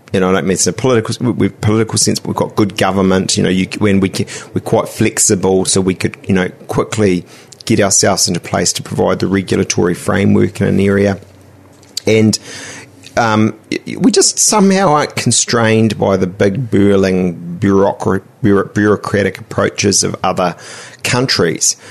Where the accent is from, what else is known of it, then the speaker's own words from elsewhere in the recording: Auckland, New Zealand; I'm a am uh, a Westie uh, from Te